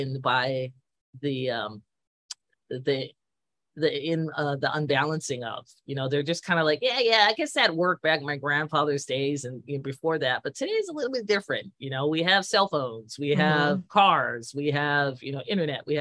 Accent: United States; As an American looking in.

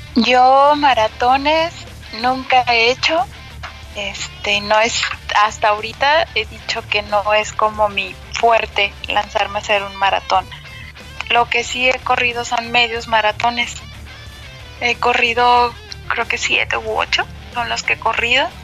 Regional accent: Guadalajara, Jalisco, Mexico; yo soy de Guadalajara

